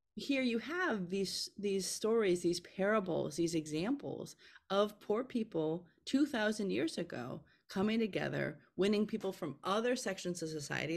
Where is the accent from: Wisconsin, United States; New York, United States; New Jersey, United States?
Wisconsin, United States; Milwaukee; moved away as an adult; also born or lived in Philadelphia, Pennsylvania; when I moved away from Milwaukee, Wisconsin, where I was raised, to, um, Philadelphia, Pennsylvania for college